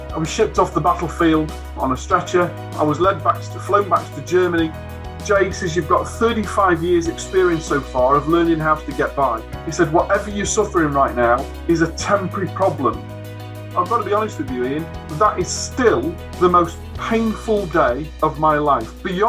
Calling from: Warrington, North West England, United Kingdom; I'm calling from Warrington in Cheshire.

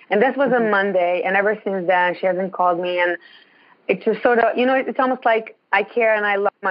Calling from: Ontario, Canada; I'm calling from Ontario. It's really, really cold.

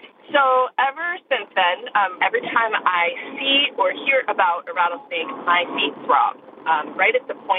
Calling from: Lafayette, California, United States; I'm calling from Lafayette, California.

